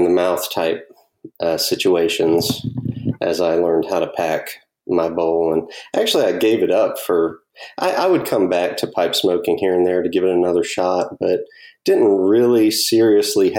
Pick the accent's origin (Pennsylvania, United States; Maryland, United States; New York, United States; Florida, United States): Florida, United States; Pensacola; also born or lived in Ohio; when I was 3 years old, they came back here to be with family. So I've been a Pensacola boy ever since I was three.